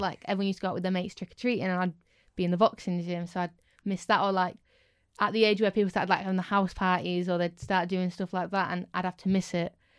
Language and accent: English; Scunthorpe, Yorkshire and the Humber, United Kingdom; being from Scunny, but to me, it's home and I love it.